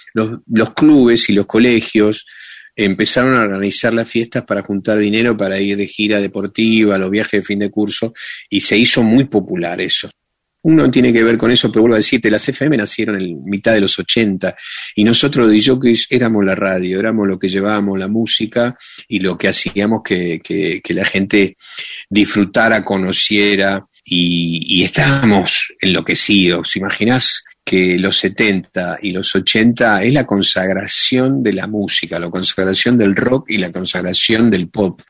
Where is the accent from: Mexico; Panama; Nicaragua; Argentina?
Argentina; Yo soy de acá, yo soy un DJ argentino.